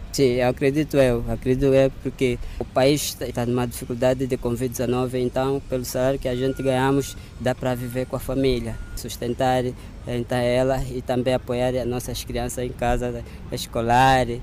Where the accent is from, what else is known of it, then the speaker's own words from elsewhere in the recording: Luanda, Luanda Province, Angola; moved away as an adult; now in Saurimo, Angola; Eu sou de Luanda